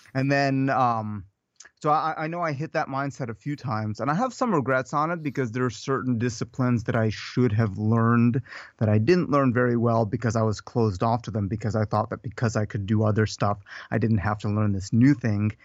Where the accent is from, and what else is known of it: Odesa, Odesa Oblast, Ukraine; born or raised there; now in United States